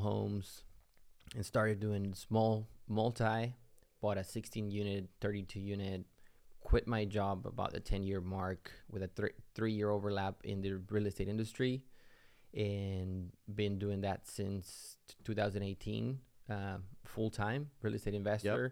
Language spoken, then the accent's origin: English; Mexico; moved away as an adult; now in United States; I'm originally from Mexico, came into the U S